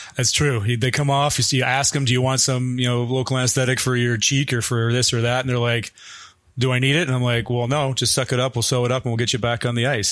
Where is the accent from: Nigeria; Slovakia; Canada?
Canada; moved away as an adult; now in Michigan, United States; I'm originally from Canada and actually did most of my training there